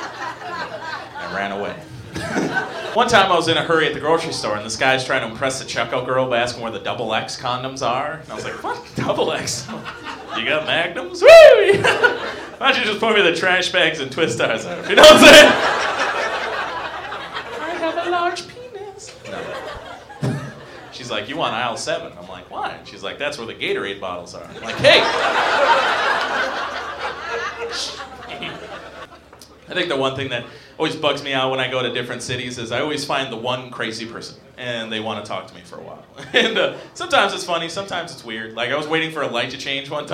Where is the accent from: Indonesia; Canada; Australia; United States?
United States; Minnesota; I grew up in Minnesota, not too far from here.